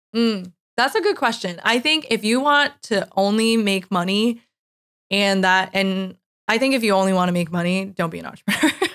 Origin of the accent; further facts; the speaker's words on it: New York, United States; moved away as an adult; also born or lived in California / San Francisco; I am originally from New York